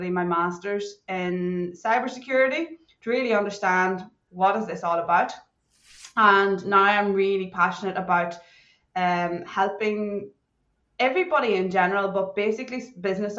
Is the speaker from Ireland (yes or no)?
yes; Ireland; moved away as an adult; now in Perth, Australia; I'm originally from Ireland, but I've been living in Australia, Western Australia, in Perth for coming up on nearly 12 years now.